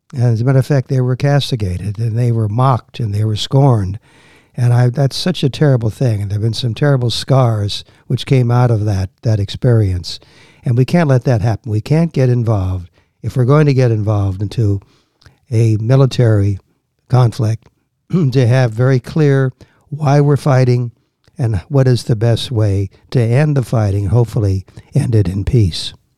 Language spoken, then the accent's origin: English; Washington, District of Columbia, United States; born or raised there; also born or lived in Chicago, Illinois; now in Virginia, United States